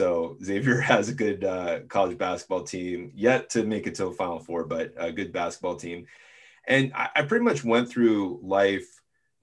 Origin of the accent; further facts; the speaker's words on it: Mountain Lakes, New Jersey, United States; moved away; I'm from Mountain Lakes